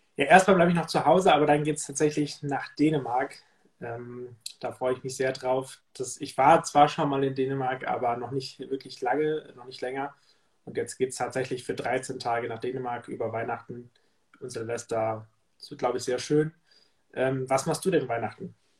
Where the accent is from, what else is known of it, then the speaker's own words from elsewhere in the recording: Lower Saxony, Germany; moved away; Niedersachsen zu sprechen. Das ist ja mein, meine Heimat letztendlich.